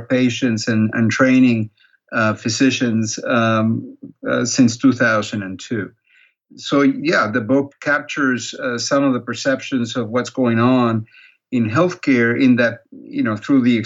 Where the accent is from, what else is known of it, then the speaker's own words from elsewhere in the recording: Peru; moved away as an adult; also born or lived in Canada; now in United States; I'm originally from Peru. That's where I was born. That's where I grew up